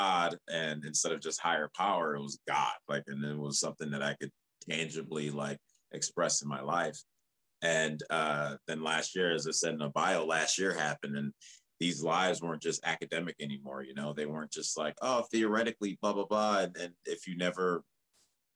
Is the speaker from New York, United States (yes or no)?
no; outside of Chicago, Illinois, United States; moved away as an adult; also born or lived in Liberia; now in Los Angeles, United States; a homie that I grew up actually in my hometown, but we didn't meet till we were out here, a hometown outside of Chicago.